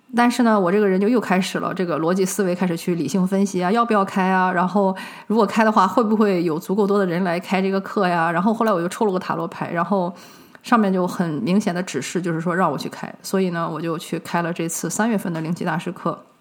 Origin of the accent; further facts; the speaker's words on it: China; 我们中国人